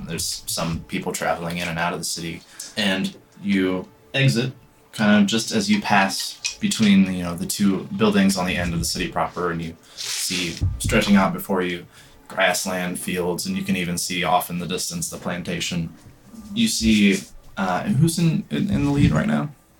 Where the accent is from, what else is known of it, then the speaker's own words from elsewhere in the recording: United States; I grew up in the States.